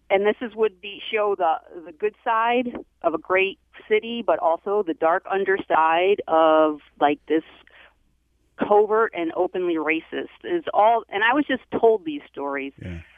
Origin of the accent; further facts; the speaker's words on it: Dearborn, Michigan, United States; now in Ferndale, United States; yeah, I grew up in Dearborn